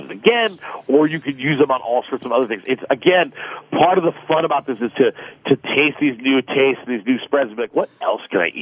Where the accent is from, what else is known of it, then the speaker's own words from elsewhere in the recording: Los Angeles, California, United States; I'm from Los Angeles